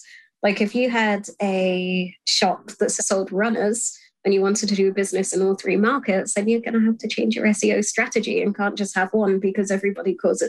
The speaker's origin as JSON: {"language": "English", "country": "Ireland", "said": "as an Irish person"}